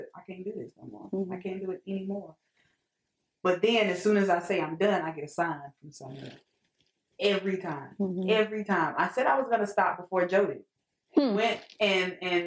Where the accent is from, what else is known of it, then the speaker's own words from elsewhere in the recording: Charlotte, North Carolina, United States; also born or lived in Atlanta, Georgia; I'm from Charlotte. Since I was 6 years old